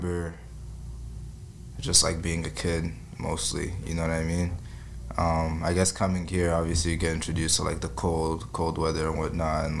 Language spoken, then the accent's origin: English; Ottawa, Ontario, Canada; moved away as an adult; also born or lived in Congo; now in Toronto, Canada; Artist out of Ottawa, living in Toronto. I'm originally from Congo.